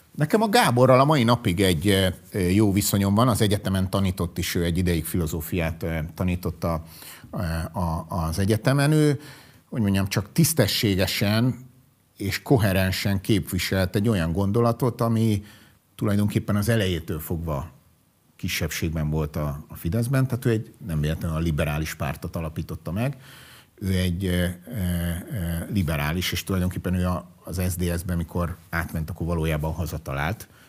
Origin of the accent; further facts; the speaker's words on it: Budapest, Hungary; sose laktam angyalföldön, de angyalföldi srác vagyok, bölcsödétől kezdve gimnázium végéig mindig oda jártam oktatási intézménybe